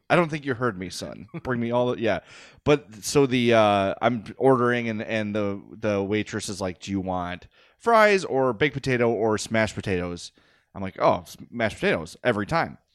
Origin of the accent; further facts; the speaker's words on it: Oak Lawn, Illinois, United States; I grew up in Oak Lawn. I was raised in Oak Lawn.